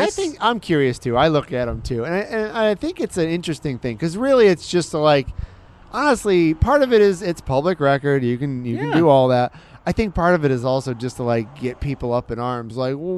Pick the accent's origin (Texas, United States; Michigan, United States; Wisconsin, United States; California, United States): Michigan, United States; Woodhaven; moved away; I grew up outside of Detroit.